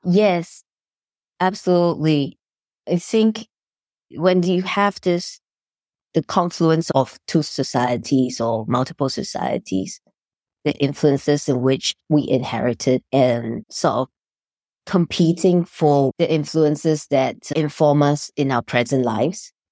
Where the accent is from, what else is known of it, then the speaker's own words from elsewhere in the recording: Singapore; moved away as an adult; now in United States; I grew up in Singapore, and I came to the United States fifteen years ago